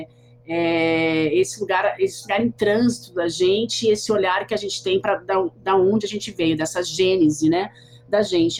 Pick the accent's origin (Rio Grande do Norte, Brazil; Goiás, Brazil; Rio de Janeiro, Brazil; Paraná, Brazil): Paraná, Brazil; Curitiba; moved away as an adult; also born or lived in São Paulo; eu sou curitibana